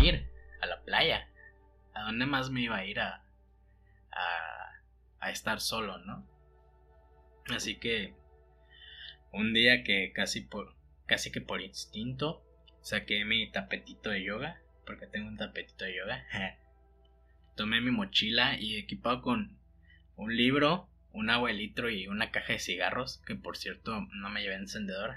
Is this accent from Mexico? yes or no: yes; Mexico; moved away as an adult; also born or lived in Mexico City; siendo un costeño, nacido y criado en el mar